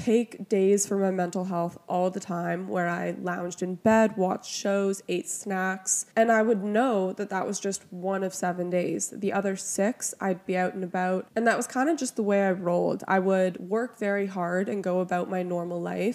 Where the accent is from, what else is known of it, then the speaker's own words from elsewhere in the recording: Toronto, Ontario, Canada; I'm from Toronto